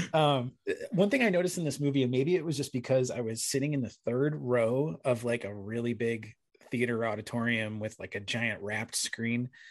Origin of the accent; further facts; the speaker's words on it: Arizona, United States; moved away; I'm from Arizona, or at least I lived there for a long time.